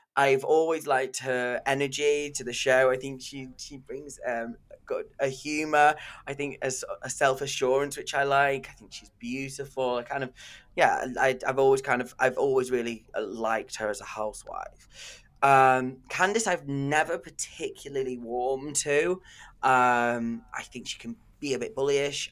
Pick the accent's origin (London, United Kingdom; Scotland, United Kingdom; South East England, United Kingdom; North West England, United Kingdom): North West England, United Kingdom; Manchester; I'm from Manchester